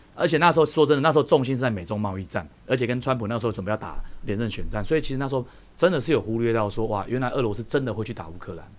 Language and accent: Chinese; Taiwan; 我们台湾人